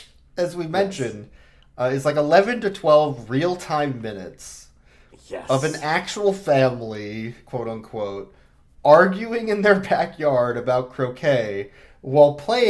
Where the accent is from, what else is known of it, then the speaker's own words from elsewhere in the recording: Midwest, United States; I'm from the Midwest